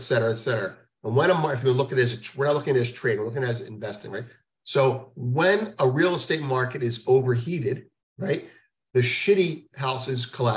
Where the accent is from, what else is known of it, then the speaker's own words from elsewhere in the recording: United States; as an American